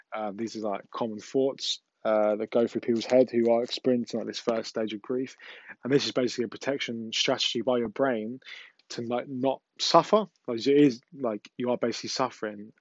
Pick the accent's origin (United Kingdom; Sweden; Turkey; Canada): United Kingdom; England; I know I'm from England, but my English is not the best